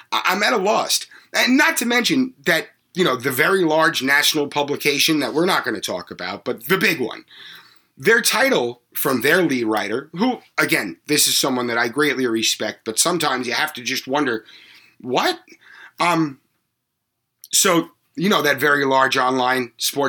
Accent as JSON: {"language": "English", "area": "Long Island", "region": "New York", "country": "United States", "tie": "born or raised there", "said": "I grew up on Long Island where there are bigots aplenty"}